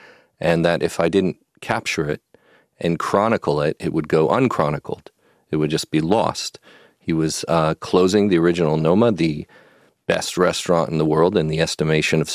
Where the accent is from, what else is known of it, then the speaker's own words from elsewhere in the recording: Pasadena, California, United States; also born or lived in San Marino; I was an L.A. boy. I grew up here in Pasadena and San Marino.